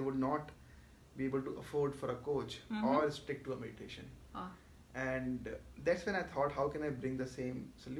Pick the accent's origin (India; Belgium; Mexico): India; Jaipur, Rajasthan; moved away; also born or lived in Mumbai; I am natively from Jaipur